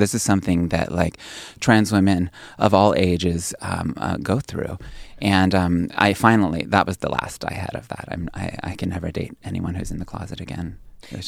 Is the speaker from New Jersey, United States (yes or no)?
no; Pennsylvania, United States; moved away; also born or lived in New York City; my hometown in Pennsylvania, a little village of two hundred people